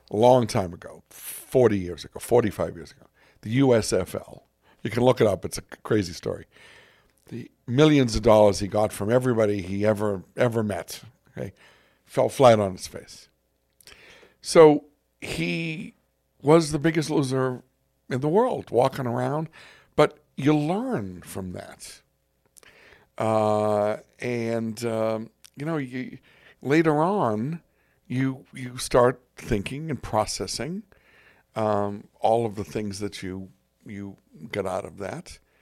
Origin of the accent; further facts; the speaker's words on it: Boston, Massachusetts, United States; I'm from Boston